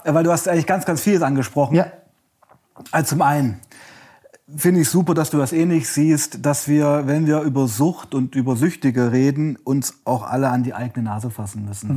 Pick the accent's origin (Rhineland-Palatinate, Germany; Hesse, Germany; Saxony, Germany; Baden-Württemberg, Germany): Saxony, Germany; also born or lived in Weißenfels, Saxony-Anhalt / Leipzig; Ich komme aus Sachsen